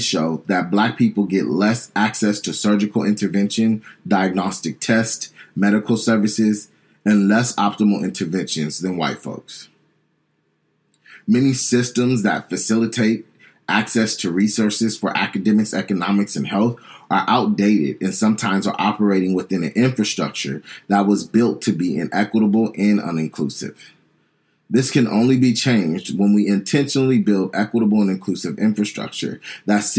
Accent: San Diego, California, United States; I'm probably from Southeast San Diego, where I grew up one of six kids

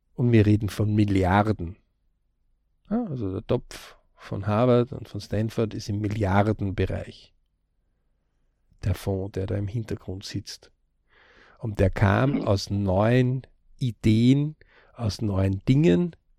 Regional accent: Austria; bei uns in Österreich.

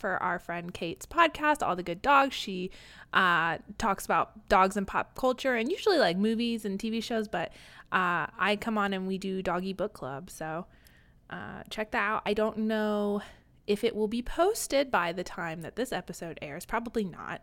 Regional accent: Kansas, United States; I grew up in Kansas

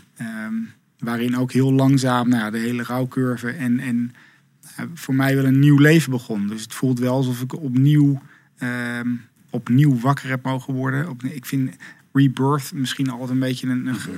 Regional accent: Zevenaar, Gelderland, Netherlands; moved away as an adult; also born or lived in Leeuwarden / Amsterdam / Rotterdam; Ik ben in Zevenaar opgegroeid, in het oosten van het land.

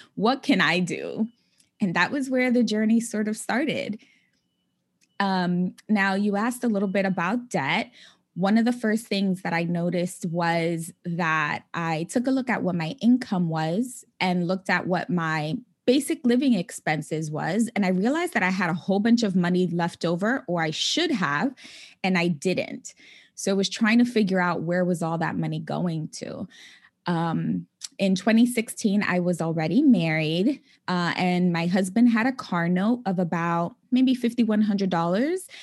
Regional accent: New York City, New York, United States; moved away as an adult; also born or lived in California; now in New York City, United States; I was born and raised in the Bronx

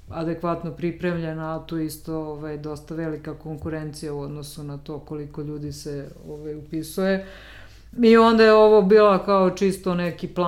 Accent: Apatin, Vojvodina, Serbia; moved away as an adult; now in Belgrade, Serbia; dolazim iz Apatina i onda kao sama ta i završila sam gimnaziju

